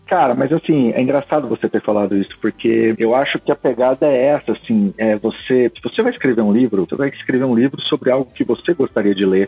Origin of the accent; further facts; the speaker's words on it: Rio Verde, Goiás, Brazil; also born or lived in Bellevue, Washington, United States; now in McKinney, United States; me lembra minhas origens, né, cara? Eu sou de Rio Verde, em Goiás